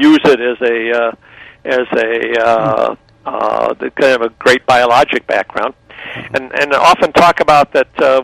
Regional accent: Germany; now in Los Angeles, United States; I was born originally in Germany, so I could probably, if I needed to, get by in Germany

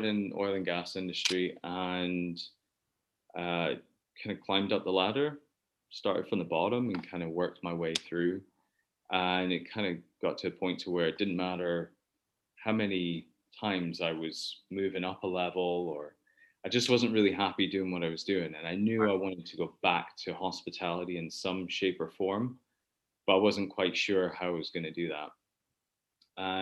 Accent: Texas, United States; moved away as an adult; also born or lived in Houston; now in Scotland; I was born in Scotland, but raised in Texas.

